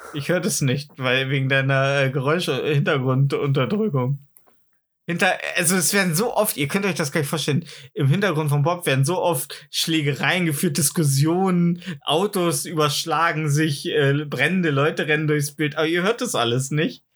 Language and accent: German; East Germany, Germany; bei uns im Osten